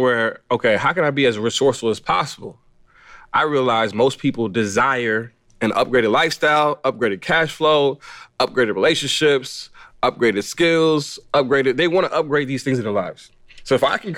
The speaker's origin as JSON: {"language": "English", "town": "Los Angeles", "region": "California", "country": "United States", "tie": "born or raised there", "said": "I was born in Los Angeles, California. I grew up in that area, greater Los Angeles"}